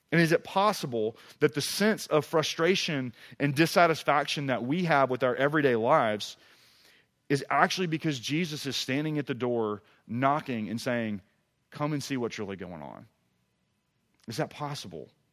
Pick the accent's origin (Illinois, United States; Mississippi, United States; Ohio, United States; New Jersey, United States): Mississippi, United States; moved away as an adult; also born or lived in Tuscaloosa, Alabama / Oxford, Mississippi; now in East Tennessee, United States; I grew up in Mississippi